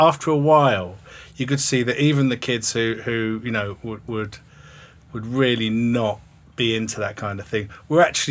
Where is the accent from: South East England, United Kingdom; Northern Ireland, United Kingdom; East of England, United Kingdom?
East of England, United Kingdom; St Albans; local junior school, and then I went to a comprehensive school in St Albans